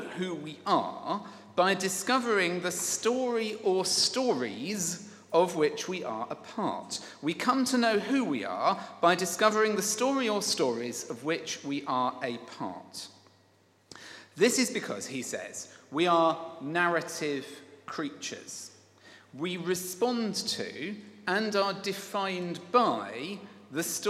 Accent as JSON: {"language": "English", "area": "Kent", "region": "South East England", "country": "United Kingdom", "tie": "born or raised there", "said": "my upbringing in Kent and my attendance at the Judd School"}